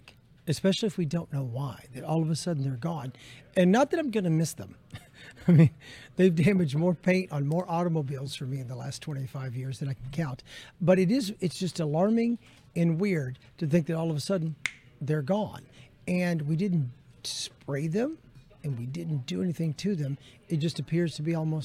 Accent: Middle Tennessee, United States; now in Central Florida, United States; I did grow up in Middle Tennessee, where lightning bugs or fireflies were prevalent

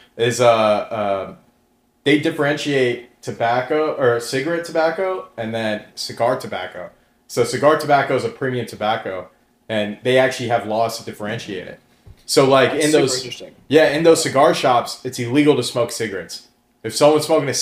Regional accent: Florida, United States; we were born and raised in Florida

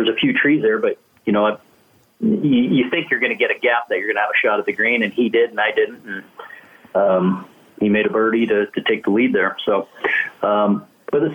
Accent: Canada; as a kid growing up in Canada

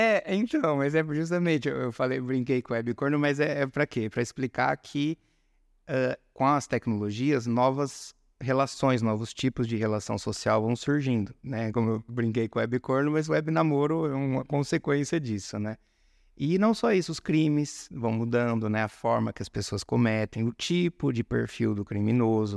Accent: São Carlos, São Paulo, Brazil; moved away as an adult; also born or lived in Fortaleza, Ceará; São Carlos, interior de São Paulo

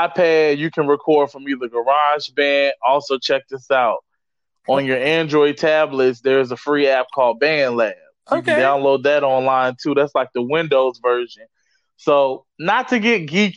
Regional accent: Virginia, United States; my home state of Virginia

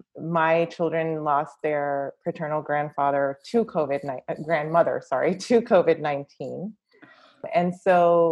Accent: India; As I'm an Indian woman, generally in our culture, women are people pleasers

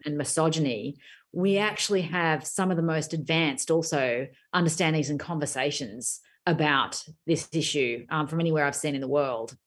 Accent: Australia

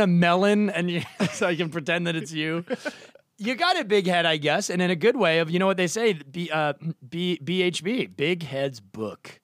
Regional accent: Duxbury, Massachusetts, United States; now in Los Angeles, United States; I'm from Boston

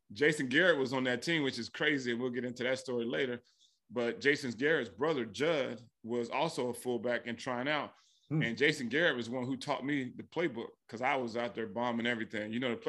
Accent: Frankfurt, Hesse, Germany; born there; my dad was in the military, so I was born in Frankfurt, Germany, so I never played organized football until my 10th grade year in high school.

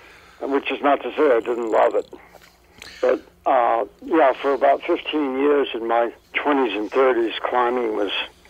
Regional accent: Colorado, United States; Originally Colorado

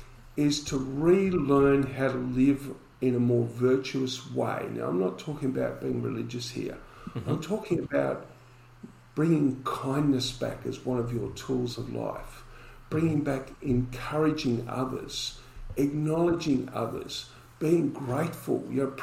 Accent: Collingwood, Victoria, Australia; when I was growing up in Collingwood, if you wanted to place a bet, you had to walk out the door, walk down the street, round the corner to go into the betting shop.

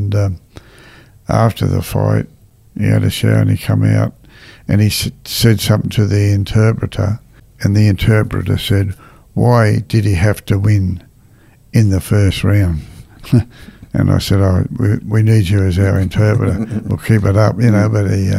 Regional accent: Australia; I'm an Australian and a very proud Australian

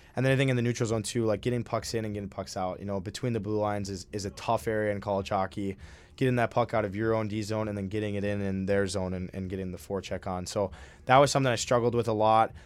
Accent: Minnesota, United States; I'm from Minnesota

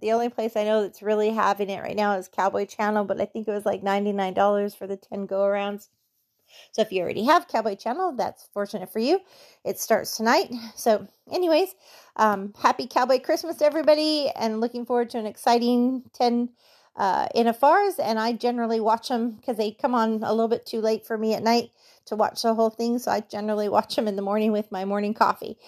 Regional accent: Norco, California, United States; I grew up in Norco

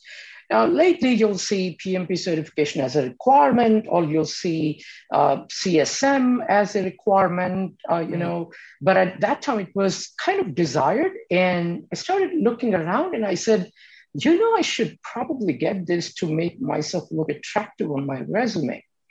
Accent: India; moved away as an adult; now in United States; You know, I came to this country from India 30 years ago on a scholarship to Kansas State University.

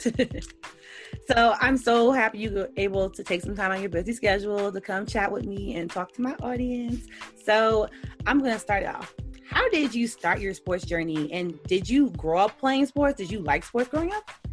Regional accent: Georgia, United States; from Georgia

